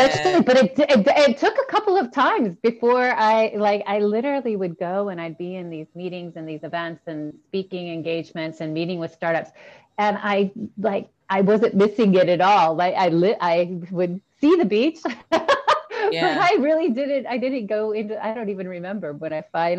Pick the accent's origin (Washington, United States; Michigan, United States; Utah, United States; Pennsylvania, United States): Washington, United States; moved away as an adult; also born or lived in San Francisco Bay Area, United States / Oxford, United Kingdom; now in Puerto Rico; I grew up in Washington State